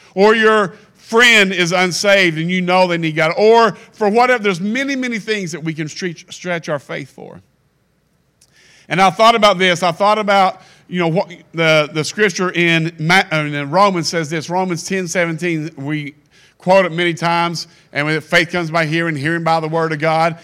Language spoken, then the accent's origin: English; Kentucky, United States; I'm from Kentucky